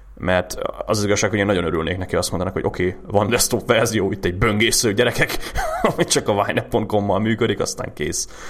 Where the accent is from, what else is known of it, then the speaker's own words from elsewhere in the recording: Hungary; magyarok vagyunk